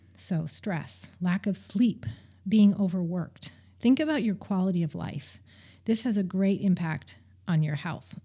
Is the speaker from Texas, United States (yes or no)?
no; Montana, United States; moved away as an adult; also born or lived in Salem, Oregon; I grew up in Montana for the most part.